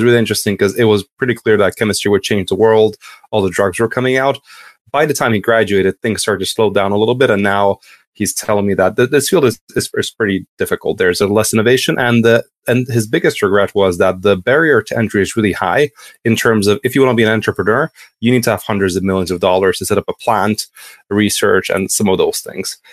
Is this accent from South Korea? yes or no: no; Hungary; moved away as an adult; also born or lived in Kansas, United States / Edinburgh, United Kingdom / London, United Kingdom; now in Amsterdam, Netherlands; I'm originally from Hungary, so quite a bit away.